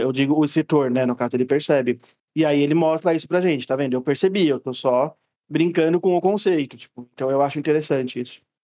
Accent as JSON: {"language": "Portuguese", "country": "Brazil", "said": "como bom brasileiro que odeia roupa pesada e quente"}